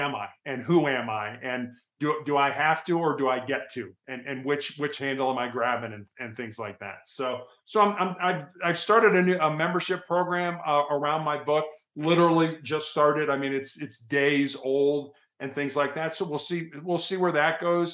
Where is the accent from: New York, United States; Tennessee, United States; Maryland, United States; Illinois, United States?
Illinois, United States; Chicago; also born or lived in Santa Barbara, California / Cincinnati, Ohio; now in Colorado, United States; I grew up in Chicago